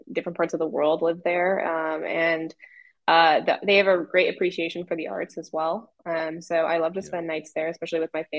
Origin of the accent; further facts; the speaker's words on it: Durham, North Carolina, United States; also born or lived in New Jersey; I'm from Durham originally.